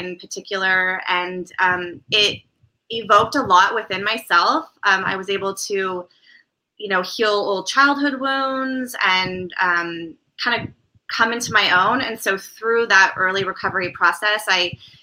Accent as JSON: {"language": "English", "area": "Sonoma Valley", "region": "California", "country": "United States", "tie": "born or raised there", "also_born_or_lived": "Marin County", "moved": "as an adult", "lives_now": "Brentwood, United States", "said": "I grew up in Sonoma Valley"}